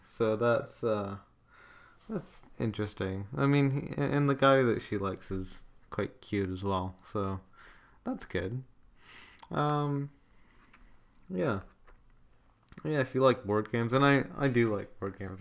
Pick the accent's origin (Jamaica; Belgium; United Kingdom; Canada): Canada; my home country of Canada